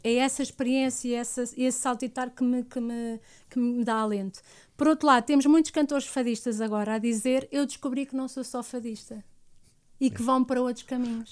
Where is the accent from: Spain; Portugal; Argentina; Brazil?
Portugal; eu sou portuguesa, tenho alma, alma portuguesa